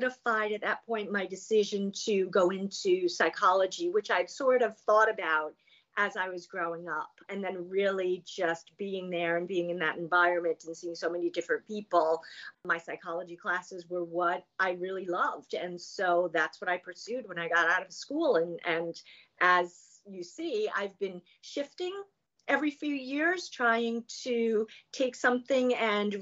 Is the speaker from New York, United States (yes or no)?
yes; Long Island, New York, United States; moved away as an adult; also born or lived in Virginia; I grew up on Long Island, which is, you know, a very nice place to grow up